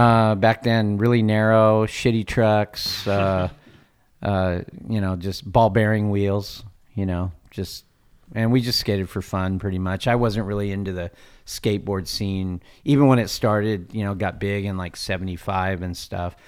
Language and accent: English; Fallbrook, California, United States; also born or lived in Cardiff, California / Encinitas, California; I grew up in Fallbrook, and uh, I was born and raised in Fallbrook